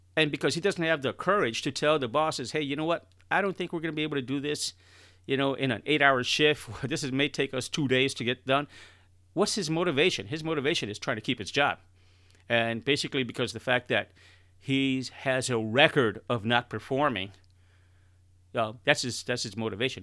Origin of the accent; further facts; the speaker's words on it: Chicago, Illinois, United States; I'm originally born and raised in Chicago, and I'm talking about the inner city of Chicago